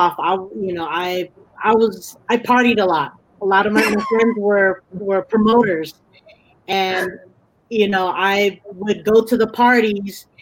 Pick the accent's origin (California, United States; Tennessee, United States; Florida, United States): California, United States; Bay Area; also born or lived in New Jersey; growing up in the Bay Area